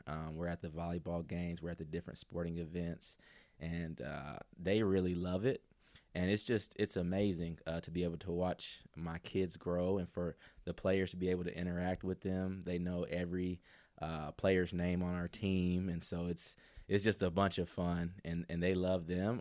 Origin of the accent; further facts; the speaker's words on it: near Mercer, Georgia, United States; Mercer was right near my hometown